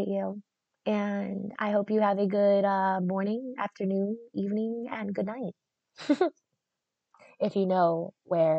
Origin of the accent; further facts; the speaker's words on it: South Florida, United States; I'm from South Florida, which is North Central America.